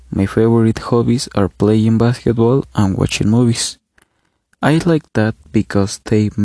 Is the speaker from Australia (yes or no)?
no; Ecatepec, State of Mexico, Mexico; English is a second language; now in Zumpango, Mexico; I'm 17 years old. I was born in Ecatepec, but now I live in Zumpango.